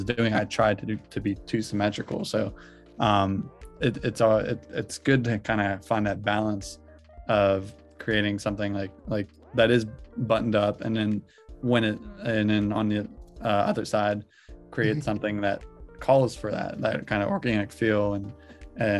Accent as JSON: {"language": "English", "town": "Pittsburgh", "region": "Pennsylvania", "country": "United States", "tie": "born or raised there", "said": "I grew up in Pittsburgh"}